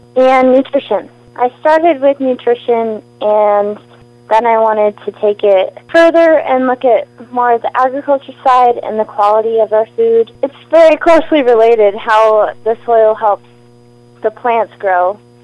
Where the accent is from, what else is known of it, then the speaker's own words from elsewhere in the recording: Tennessee, United States; now in Moscow, United States; I grew up in Tennessee, and now I live in Moscow